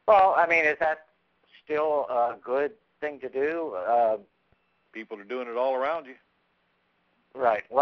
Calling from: Orlando, Florida, United States; yeah, I'm from Orlando

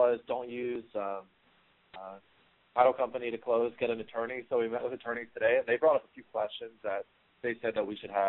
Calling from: Seattle, Washington, United States; I'm in Seattle, Washington.

